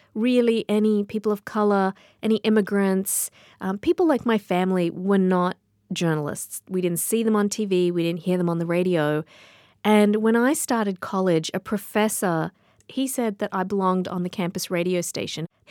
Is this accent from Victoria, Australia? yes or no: no; Sydney, New South Wales, Australia; moved away; I grew up in Sydney, Australia